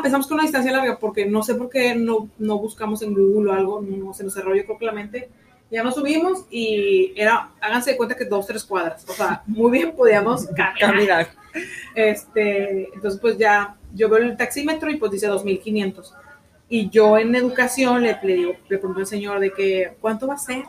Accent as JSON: {"language": "Spanish", "country": "Mexico", "said": "México, somos, somos de México. Mexicanas, mexicanas, gente buena"}